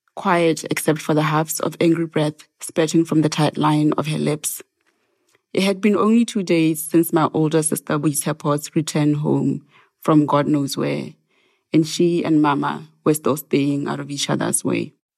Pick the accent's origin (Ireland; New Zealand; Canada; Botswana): Botswana; Serowe, Central District; moved away as an adult; also born or lived in Maun area village, northwest Botswana / Gaborone, Botswana / Oxford, Mississippi, United States; now in Provincetown, United States; I was born in Sorowe, which is where my family is from.